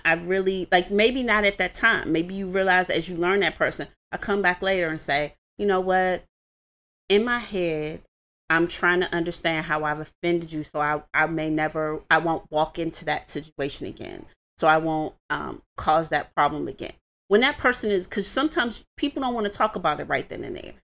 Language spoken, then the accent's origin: English; Washington, District of Columbia, United States; I was raised in Washington, D C